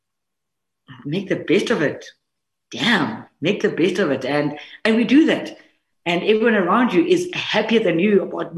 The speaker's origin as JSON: {"language": "English", "country": "South Africa", "said": "for us as the South African women's team"}